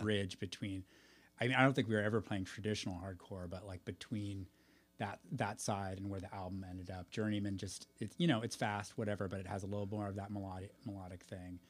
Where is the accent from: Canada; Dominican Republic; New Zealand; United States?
United States; Half Moon Bay, California; moved away; also born or lived in Moss Beach; growing up in Hafen Bay